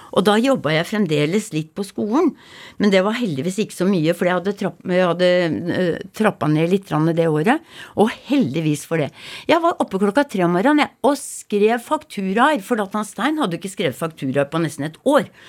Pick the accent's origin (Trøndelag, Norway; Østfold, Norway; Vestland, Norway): Østfold, Norway; Rakkestad; accent: Rakkestad dialect; also born or lived in Hallingdal / Geilo; now in Ustaoset, Norway; jeg er fra Rakkestad.